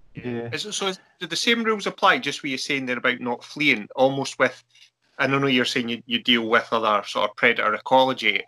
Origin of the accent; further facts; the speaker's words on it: Arran, Scotland, United Kingdom; I'm from originally from Arran over on the west coast